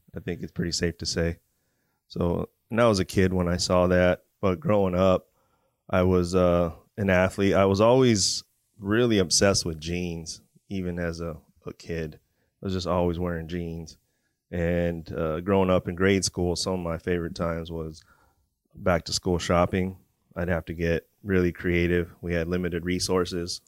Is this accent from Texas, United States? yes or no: no; Port Hueneme, California, United States; also born or lived in Oxnard, California; I was born in Port Wanyamie, California. Um, growing up in Port Wanyamie and Oxnard, right next to the C B base